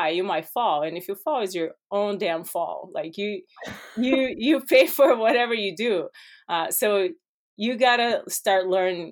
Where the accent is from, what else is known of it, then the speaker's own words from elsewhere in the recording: Brazil; English is a second language; moved away as an adult; now in United States; I grew up in Brazil